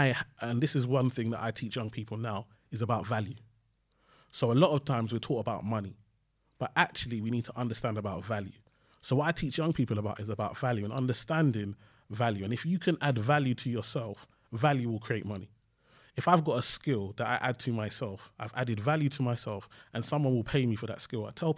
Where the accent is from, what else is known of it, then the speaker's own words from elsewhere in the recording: Nigeria; I went to uni just because, obviously, being Nigerian, you have to go to university.